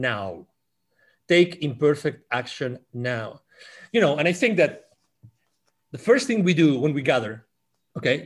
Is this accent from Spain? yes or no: yes; Spain; English is a second language; moved away as an adult; I'm originally from Spain